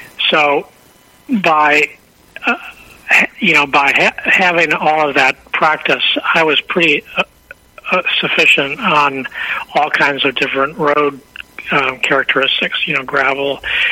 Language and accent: English; Chicago, Illinois, United States; I was born in Chicago and right in the city.